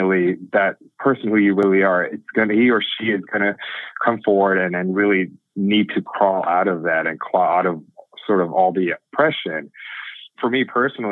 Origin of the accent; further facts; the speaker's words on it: Miami, Florida, United States; I was born and raised in Miami, grew up in a really close-knit Indian community